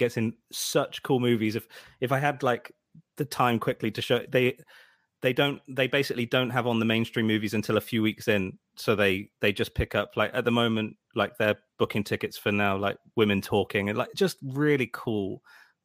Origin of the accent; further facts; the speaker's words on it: Swindon, South West England, United Kingdom; my hometown of Swindon